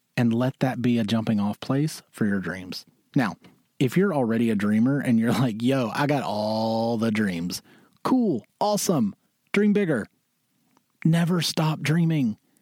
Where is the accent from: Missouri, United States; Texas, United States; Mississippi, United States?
Mississippi, United States; moved away as an adult; also born or lived in Syracuse, New York; now in New York, United States; I'm a boy from Mississippi who moved to New York because he always wanted it.